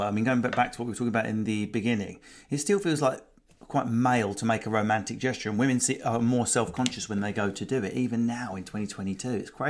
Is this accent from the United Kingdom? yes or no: yes; United Kingdom; because I'm British